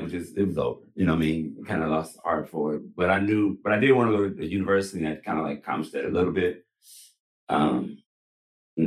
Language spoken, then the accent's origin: English; Los Angeles, California, United States; single mom, growing up in South Central